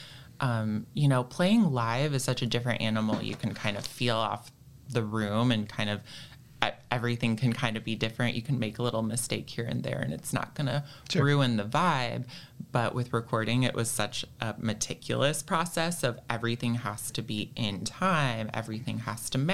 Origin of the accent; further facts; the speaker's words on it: Ann Arbor, Michigan, United States; I grew up in Ann Arbor